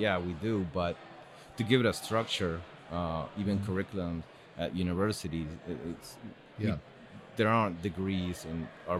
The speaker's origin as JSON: {"language": "English", "region": "Montevideo", "country": "Uruguay", "tie": "born there", "said": "I was born in Uruguay, Montevideo."}